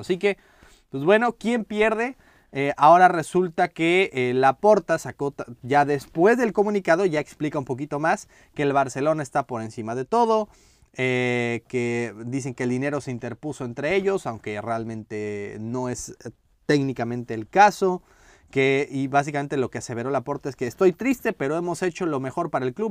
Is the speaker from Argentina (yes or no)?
no; Mexico; como mexicano